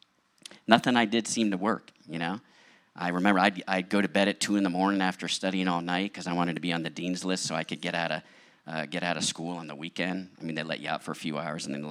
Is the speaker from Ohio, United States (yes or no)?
no; outside of Philadelphia, Pennsylvania, United States; also born or lived in Long Island, New York; now in San Diego, United States; I was born in Long Island, New York, and we moved outside of Philadelphia